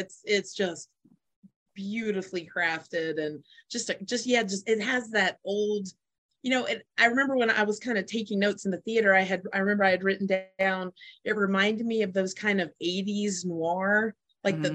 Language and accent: English; Las Vegas, Nevada, United States; I'm from Las Vegas, I'm Las Vegas based